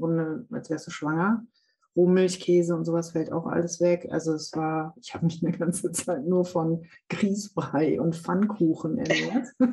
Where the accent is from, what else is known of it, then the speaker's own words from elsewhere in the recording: Münsterland, North Rhine-Westphalia, Germany; ich komme aus Münsterland, also mhm. Münsterland da wirst du mit dem Sattel unterm Hintern geboren